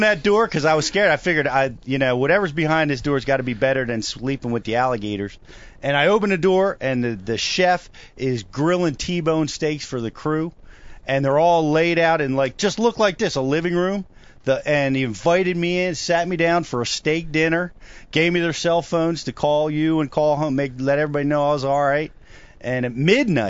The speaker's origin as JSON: {"language": "English", "region": "New Jersey", "country": "United States", "said": "I'm from Jersey"}